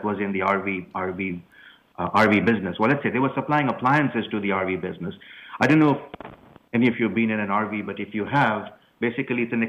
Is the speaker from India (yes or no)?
yes; India; moved away as an adult; now in United States; I grew up in India